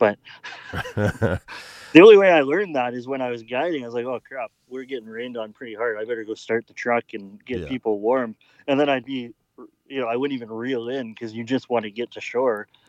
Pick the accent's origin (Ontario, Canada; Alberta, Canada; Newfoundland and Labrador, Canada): Alberta, Canada; I'm from Alberta